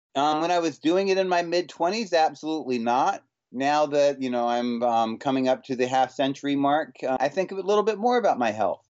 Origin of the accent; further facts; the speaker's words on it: Winston-Salem, North Carolina, United States; also born or lived in Massachusetts / Advance, North Carolina; now in New York City, United States; spent my, all my formative years in Winston-Salem and then in Advance, North Carolina